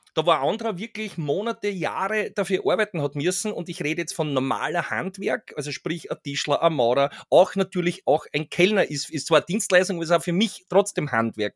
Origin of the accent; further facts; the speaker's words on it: Austria; bei uns in Österreich